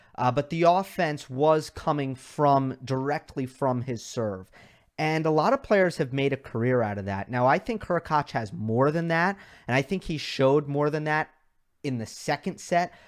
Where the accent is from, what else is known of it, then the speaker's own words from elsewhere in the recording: New York, United States; I am from New York